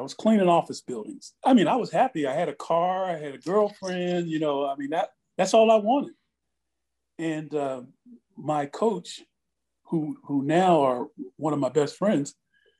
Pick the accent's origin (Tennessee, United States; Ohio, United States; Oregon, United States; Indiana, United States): Ohio, United States; moved away as an adult; I'm from Ohio